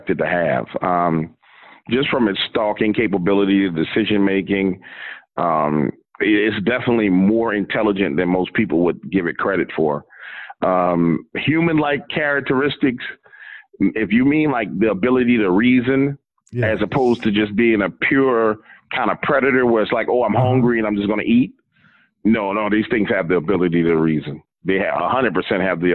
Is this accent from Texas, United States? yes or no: no; New Orleans, Louisiana, United States; I'm from New Orleans